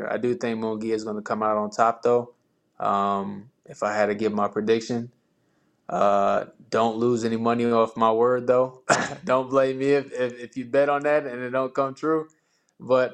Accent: El Paso, Texas, United States; moved away; I was born in El Paso

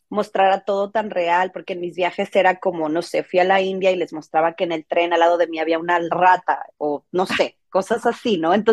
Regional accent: Mexico; moved away; porque yo siempre he vivido fuera de, México, yo soy mexicana, toda mi familia está en México.

